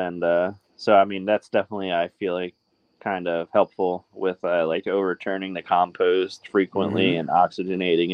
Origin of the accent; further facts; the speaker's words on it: New Jersey, United States; I'm from New Jersey